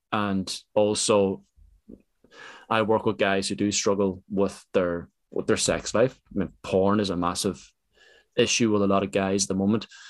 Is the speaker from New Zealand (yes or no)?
no; Ireland; I come from Ireland